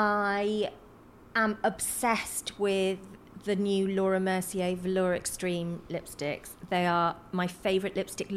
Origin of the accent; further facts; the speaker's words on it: South Wales Valleys, United Kingdom; Where I come from, which is the South Wales Valley's completely working class mining community